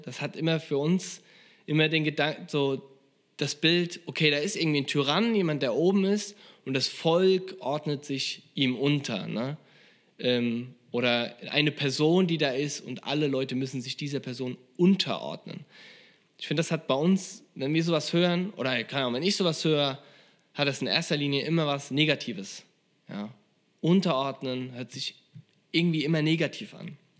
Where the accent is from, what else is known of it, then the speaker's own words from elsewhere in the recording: Germany; als Deutscher